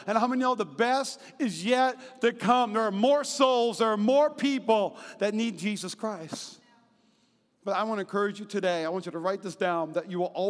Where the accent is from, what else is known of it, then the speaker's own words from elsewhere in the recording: Midwest, United States; I grew up in the Midwest